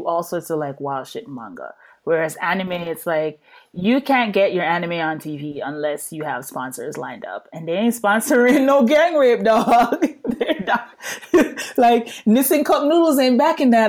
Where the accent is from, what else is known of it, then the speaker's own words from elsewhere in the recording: New York, United States; accent: New York; also born or lived in Jamaica; now in Japan; the New York accent